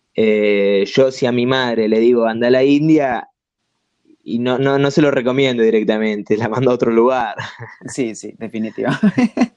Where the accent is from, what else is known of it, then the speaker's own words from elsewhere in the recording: Argentina; also born or lived in Italy / Barcelona; siendo argentino